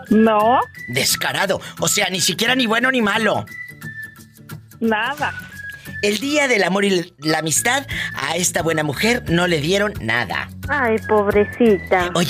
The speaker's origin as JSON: {"language": "Spanish", "region": "Chihuahua", "country": "Mexico", "tie": "born or raised there", "said": "¿Y dónde naciste? ¿Eh? En Chihuahua."}